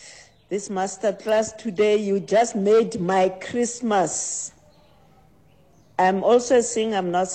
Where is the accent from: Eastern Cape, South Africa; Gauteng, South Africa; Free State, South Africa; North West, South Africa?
Gauteng, South Africa; Mohlakeng; But I'm from Mohlakeng. I used to sing in the Mohlakeng choir.